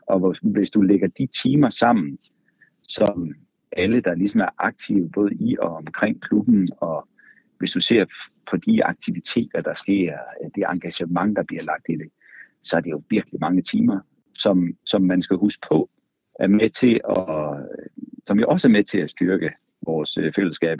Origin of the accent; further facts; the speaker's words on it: Karup, Central Denmark Region, Denmark; moved away as an adult; now in Copenhagen, Denmark; Jeg er fra Karp øh, på den midtjyske hede